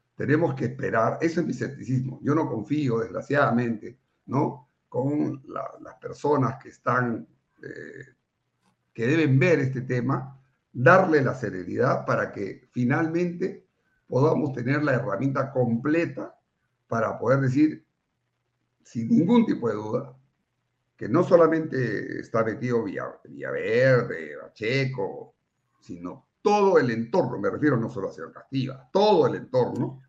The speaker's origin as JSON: {"language": "Spanish", "region": "Lima", "country": "Peru", "said": "yo soy de Lima"}